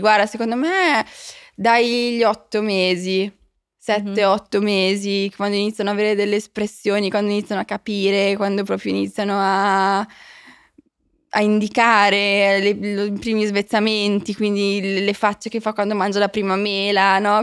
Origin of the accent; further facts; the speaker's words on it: Milan, Lombardy, Italy; moved away; io sono cresciuta a Milano